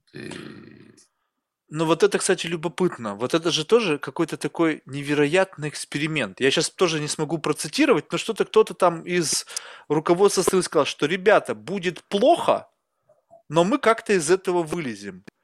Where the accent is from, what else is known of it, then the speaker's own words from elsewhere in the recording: Russia; now in United States; я же родился в России